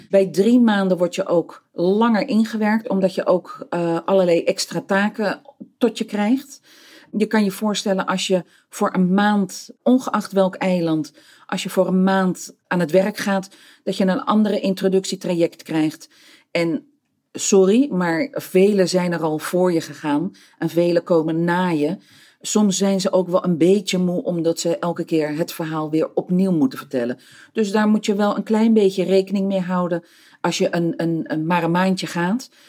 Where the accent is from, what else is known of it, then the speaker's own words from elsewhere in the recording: Peru; moved away; Ik kom van origine uit Zuid-Amerika. Ik ben geboren eh, in Peru, eh, deels op, opgetogen.